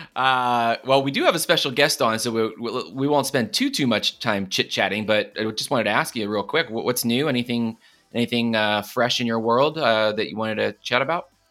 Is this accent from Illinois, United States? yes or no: no; Philadelphia, Pennsylvania, United States; moved away as an adult; now in Los Angeles, United States; I grew up in Philadelphia